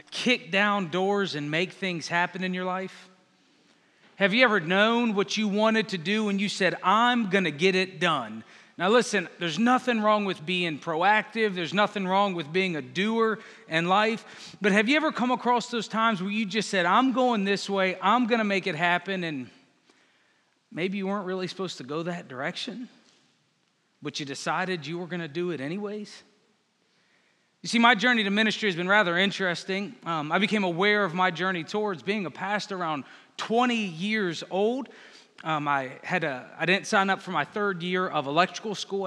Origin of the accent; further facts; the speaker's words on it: Northern Virginia, United States; I grew up in Northern Virginia with the Pentagon, Quantico